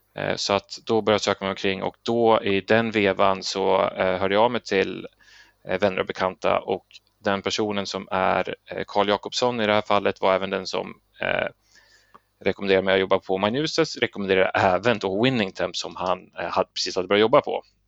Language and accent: Swedish; Sweden; vi svenskar